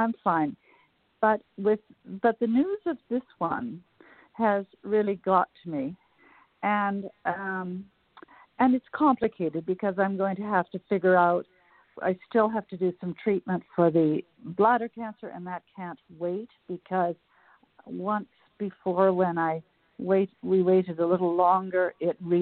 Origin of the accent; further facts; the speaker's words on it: Calgary, Alberta, Canada; now in Washington, D.C., United States; I'm from Calgary, although I'm now in Washington, D.C., but I grew up in those mountains